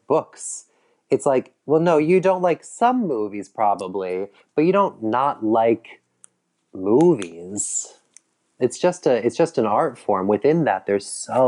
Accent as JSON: {"language": "English", "region": "Michigan", "country": "United States", "tie": "born or raised there", "moved": "yes", "said": "I grew up in Michigan"}